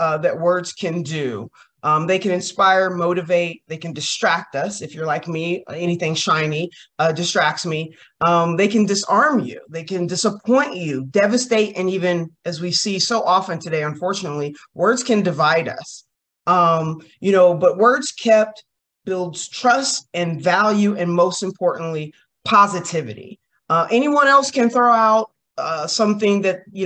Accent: Kentucky, United States; I'm from Kentucky

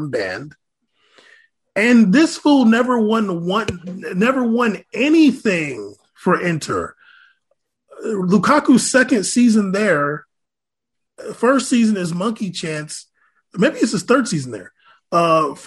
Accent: United States; we're American

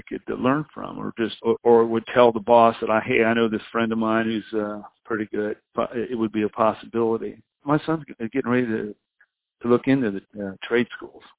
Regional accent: United States; I come from the West Virginia, Ohio area

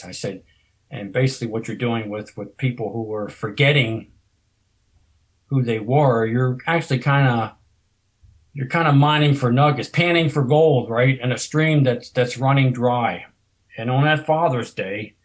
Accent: Maryland, United States; I am from Maryland. I live north of Baltimore

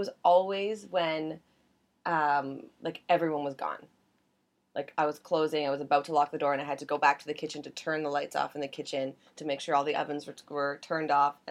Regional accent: Cambridge, Ontario, Canada; I'm from Cambridge, Ontario, so I used to work at this restaurant called Ernie's Roadhouse

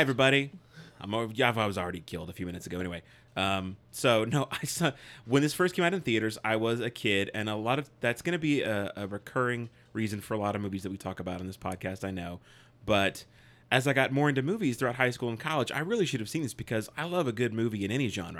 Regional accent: United States; I'm an American

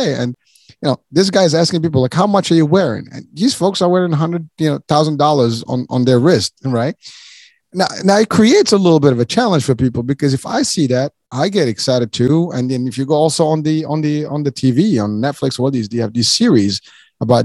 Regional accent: Morocco; moved away; I'm originally from Morocco

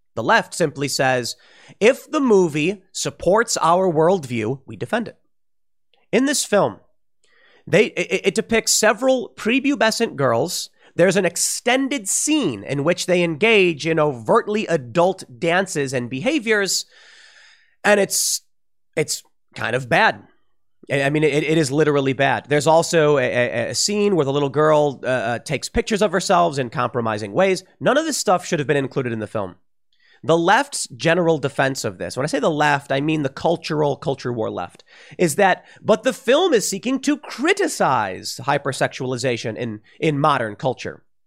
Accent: United States; I'm an American

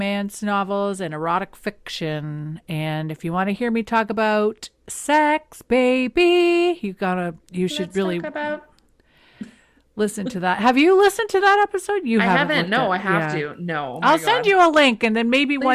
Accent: the Maritimes, Canada; moved away; also born or lived in Toronto; I was living in Toronto and I was from the Maritimes

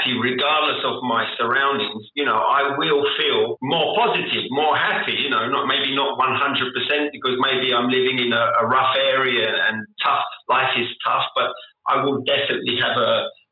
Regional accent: London, United Kingdom; accent: South London; moved away as an adult; now in Indonesia; I grew up in South London

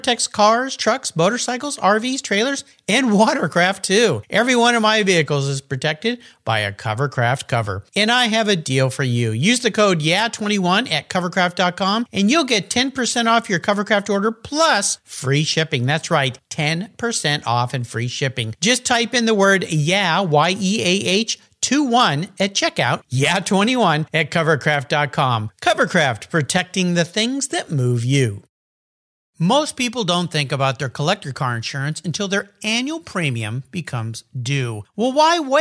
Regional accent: San Diego, California, United States; Today I'm back in my hometown, beautiful La Jolla, California

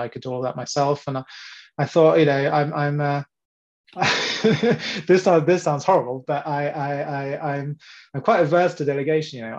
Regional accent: England, United Kingdom; now in France; born and brought up in England, and then came across with my parents in the mid-90s

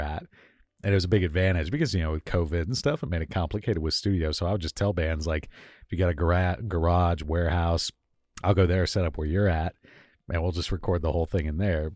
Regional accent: Miami, Florida, United States; moved away as an adult; also born or lived in Tallahassee, Florida / Atlanta, Georgia; now in Seattle, United States; I grew up in Miami, Florida.

